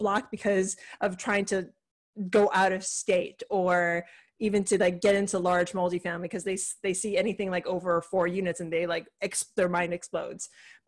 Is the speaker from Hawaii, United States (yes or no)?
yes; Hawaii, United States; moved away; I'm originally from Hawaii